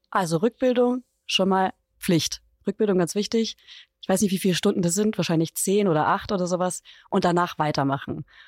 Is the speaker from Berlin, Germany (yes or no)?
no; Upper Franconia, Bavaria, Germany; weil ich aus Bayern komme